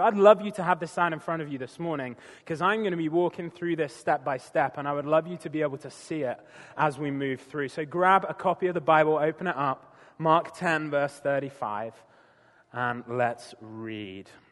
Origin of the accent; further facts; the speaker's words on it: United Kingdom; moved away; I'm a Brit